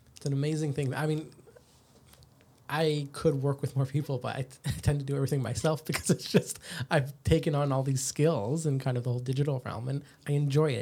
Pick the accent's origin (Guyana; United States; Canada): Canada; now in Australia; I'm from Canada